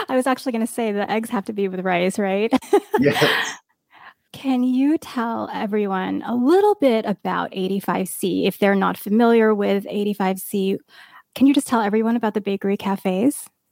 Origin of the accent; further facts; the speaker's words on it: East Coast, United States; moved away; I grew up in the East Coast